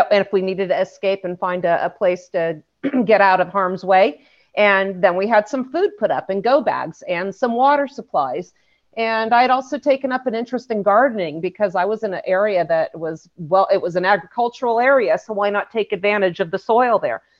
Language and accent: English; California, United States; I grew up in California